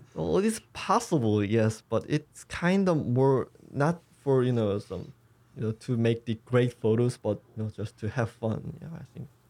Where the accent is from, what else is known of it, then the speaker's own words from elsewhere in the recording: South Korea; I wasn't grown in a otaku-friendly society in here